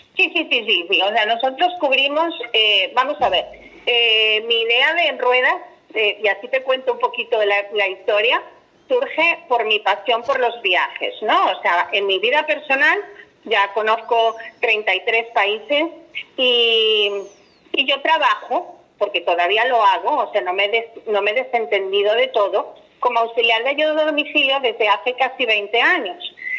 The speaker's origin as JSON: {"language": "Spanish", "region": "Galicia", "country": "Spain", "said": "tengo que tirar para mi tierra y hablar de las playas gallegas"}